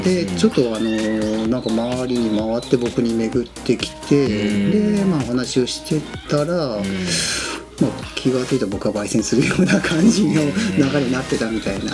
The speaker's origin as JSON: {"language": "Japanese", "region": "Oita", "country": "Japan", "tie": "born or raised there", "lives_now": "Yufuin, Japan", "said": "僕大分市出身なんですけど"}